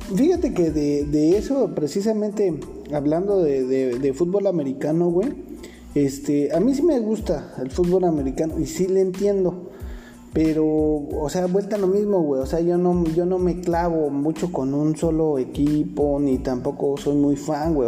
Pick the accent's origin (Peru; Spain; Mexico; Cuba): Mexico; also born or lived in Nezahualcóyotl (Riva Palacio) / Iztapalapa (Santiago Acahualtepec); yo crecí en la Chente Warrior, ahí en la Vicente Guerrero, güey, y después ah, me fui a Nesa York